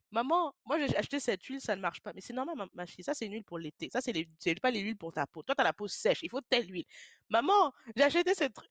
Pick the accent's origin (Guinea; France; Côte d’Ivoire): France; je suis une femme noire d'origine camerounaise. J'ai vécu toute ma vie en France. Je suis née, j'ai grandi en France